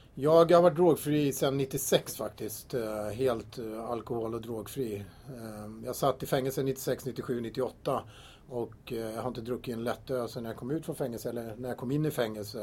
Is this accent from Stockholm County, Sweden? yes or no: yes; Tyresö, Stockholm County, Sweden; Jag är uppvuxen här i Tyresö och bott här i 53 år i kommunen